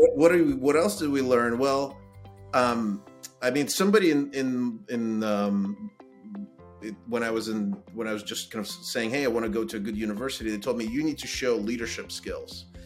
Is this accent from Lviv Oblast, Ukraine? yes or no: no; Kyiv, Ukraine; now in United States; I was born in Ukraine in Kiev